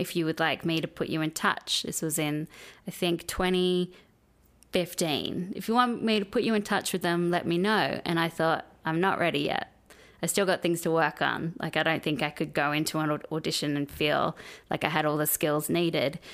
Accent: Australia; moved away as an adult; now in United States; when I grew up in Australia

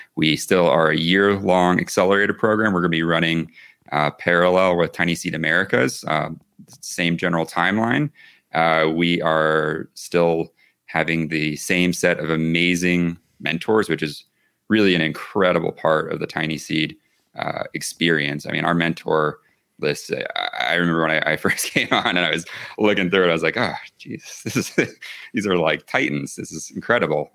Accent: the South, United States; now in Santa Fe, United States; I'm originally from the the south

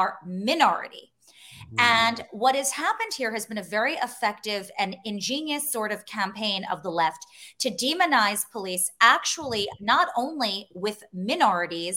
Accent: United States; I'm American

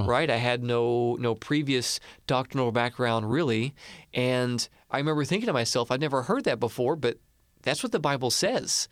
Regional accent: Marion, Illinois, United States; I grew up in Marion. It's like a rival town

